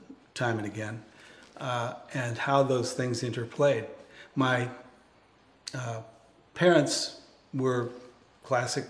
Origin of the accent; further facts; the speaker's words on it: Schenectady, New York, United States; moved away as an adult; now in Southern California, United States; My background is that I grew up in Schenectady, New York, way up in the snow belt, way up north